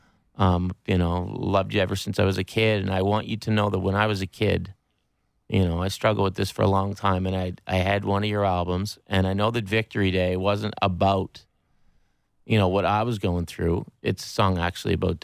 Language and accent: English; Pictou County, Nova Scotia, Canada; I'm from Pictou County